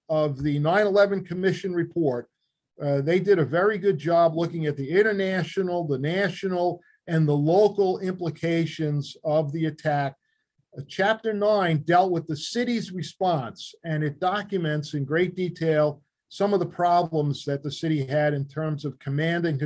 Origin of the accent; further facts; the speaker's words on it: New York City, New York, United States; I'm a Queens guy, born and raised in Flushing